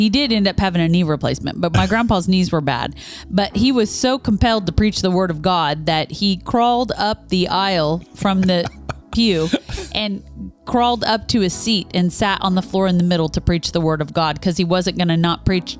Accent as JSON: {"language": "English", "town": "Topeka", "region": "Kansas", "country": "United States", "tie": "born or raised there", "said": "my hometown of Topeka, Kansas"}